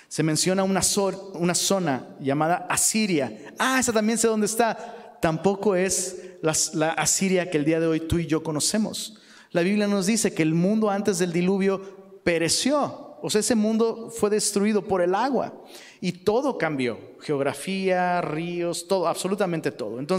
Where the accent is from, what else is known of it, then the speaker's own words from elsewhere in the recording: Mexico City, Mexico; Y vengo de, o sea, vengo de Ciudad de México, donde la, Ciudad de México es un bosque viviente, bro.